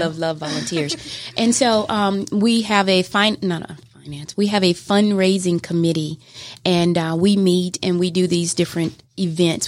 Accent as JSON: {"language": "English", "town": "Mobile", "region": "Alabama", "country": "United States", "moved": "as an adult", "lives_now": "Georgia, United States", "said": "I am from Mobile, Alabama originally. And uh, I moved to Georgia in 2006"}